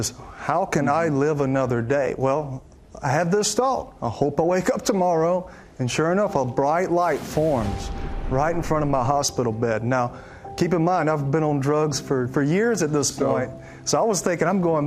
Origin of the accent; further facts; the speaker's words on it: Alabama, United States; I grew up in Alabama, and there was a church on every single corner